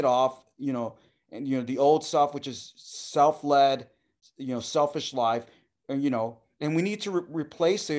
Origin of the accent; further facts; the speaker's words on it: Puerto Rico; also born or lived in United States; My being an American, Puerto Rican, man